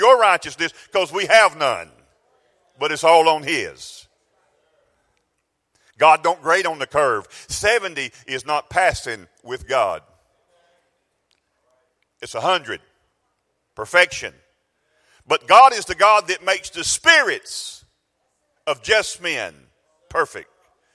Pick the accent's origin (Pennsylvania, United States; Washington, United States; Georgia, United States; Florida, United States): Georgia, United States; South; I'm from South Georgia